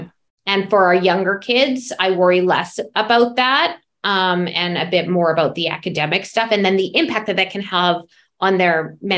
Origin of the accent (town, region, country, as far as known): Calgary, Alberta, Canada; born or raised there; also born or lived in New York